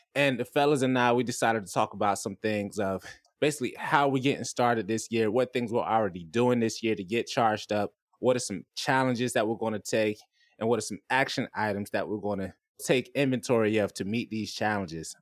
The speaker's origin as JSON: {"language": "English", "region": "Florida", "country": "United States", "moved": "yes", "lives_now": "San Diego, United States", "said": "I'm from Florida"}